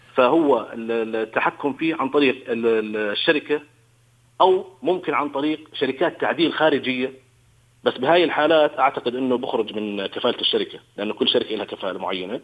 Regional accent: Jordan; عندنا بالأردن هون

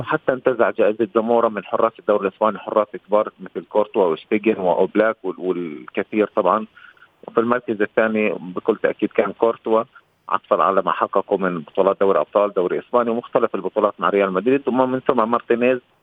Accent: Palestine; كفلسطيني وكعربي

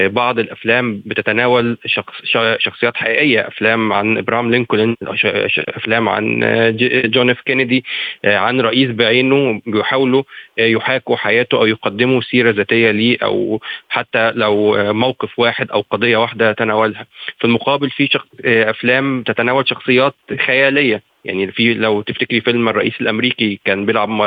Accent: Egypt; انا مواطن مصري وانتمي للسينما المصريه

